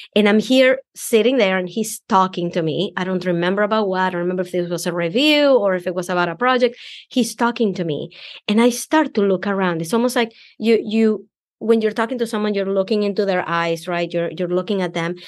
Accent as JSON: {"language": "English", "country": "Venezuela", "second_language": "English", "moved": "as an adult", "lives_now": "United States", "said": "because I'm an immigrant. I came from Venezuela"}